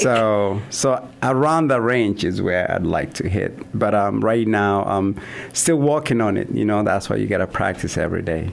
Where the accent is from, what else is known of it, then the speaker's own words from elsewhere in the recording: Kenya; moved away as an adult; also born or lived in Kansas / Vermillion, South Dakota; now in Sioux Falls, United States; I'm originally from Kenya, um, a small town in the southern part of Kenya. Um, was born and raised there.